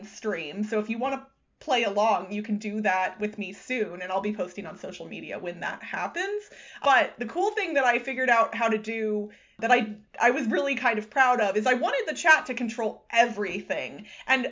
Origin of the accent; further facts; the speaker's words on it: Missouri and Iowa, United States; I grew up in Missouri and Iowa